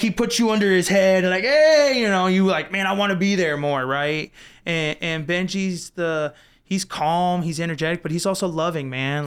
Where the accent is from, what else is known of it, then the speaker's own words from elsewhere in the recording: Florissant, Missouri, United States; I grew up in the Florissant, Hazelwood area. I went to Hazelwood West High School.